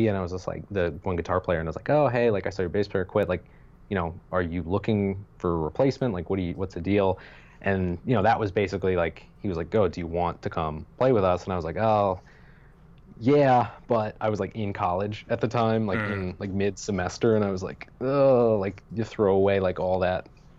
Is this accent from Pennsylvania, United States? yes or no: yes; Pennsylvania, United States; I grew up in near Lancaster, Pennsylvania